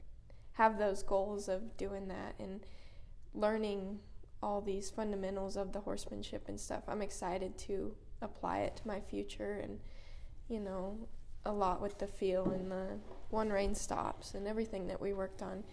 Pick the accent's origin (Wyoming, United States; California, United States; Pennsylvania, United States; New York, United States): Wyoming, United States; also born or lived in Wickenburg, Arizona; Yeah, so I'm from Wyoming, and then I am lucky enough to spend the winter in Wickenburg, Arizona with my parents.